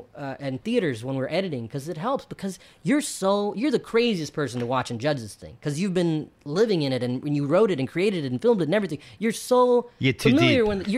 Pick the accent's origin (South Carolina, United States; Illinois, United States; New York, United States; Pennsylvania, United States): South Carolina, United States; Bennettsville; I'm a Indian kid from Bennettsville, South Carolina